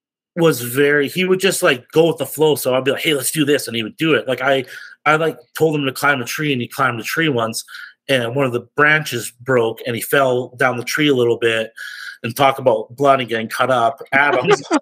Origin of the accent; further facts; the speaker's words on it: Lethbridge, Alberta, Canada; I'm from Canada, Lethbridge, Alberta.